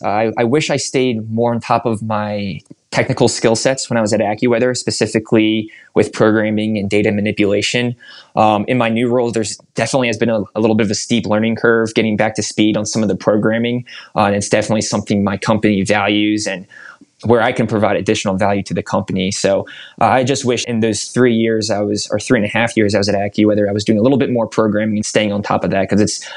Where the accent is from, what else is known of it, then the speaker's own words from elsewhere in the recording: Northeast, United States; October is my favorite month of the year, and I just love the colors, especially growing up in the Northeast.